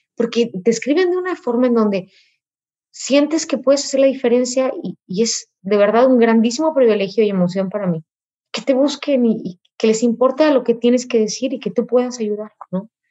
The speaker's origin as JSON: {"language": "Spanish", "country": "Mexico", "first_language": "Spanish", "said": "de mi país, de mi cultura"}